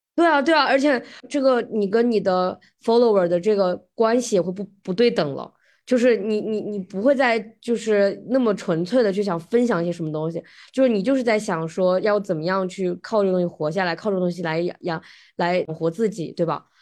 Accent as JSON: {"language": "Chinese", "country": "China", "moved": "yes", "lives_now": "United States", "said": "我们中国人"}